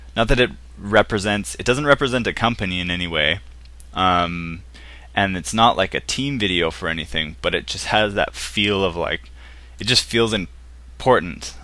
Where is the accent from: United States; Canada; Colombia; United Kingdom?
Canada; I'm from Canada.